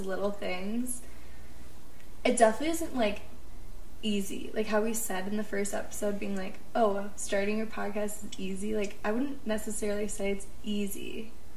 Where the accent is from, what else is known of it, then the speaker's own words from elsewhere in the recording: Midwest, United States; moved away as an adult; now in Colorado, United States; I grew up in the Midwest and I am a Midwesterner